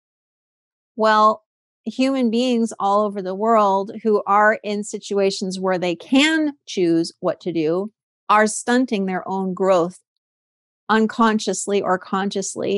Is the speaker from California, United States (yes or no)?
yes; California, United States; I'm from California